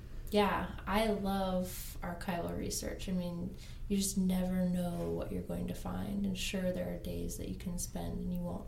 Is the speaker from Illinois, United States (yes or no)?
no; Ketchikan, Alaska, United States; now in Colorado, United States; I grew up in Ketchikan and grew up near the totem parks that I was writing about